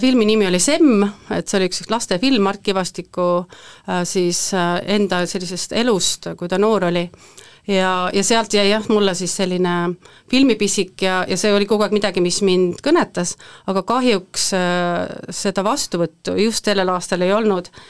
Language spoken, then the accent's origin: Estonian; Võhma, Viljandi County, Estonia; ma olen pärit Võhmast, üpris siit lähedalt